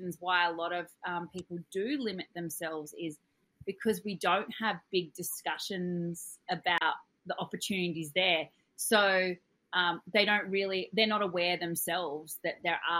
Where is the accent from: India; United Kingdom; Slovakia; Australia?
Australia; I'm your Australian dental hygiene host